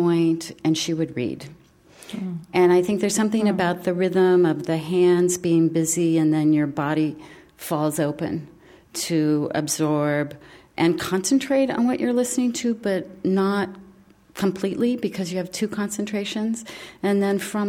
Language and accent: English; Midwest, United States; I grew up in the Midwest